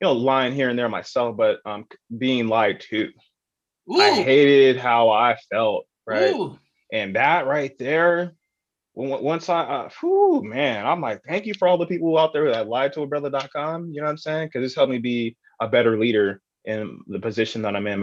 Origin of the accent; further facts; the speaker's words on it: San Diego, California, United States; I grew up in Paradise Hill, Southeast San Diego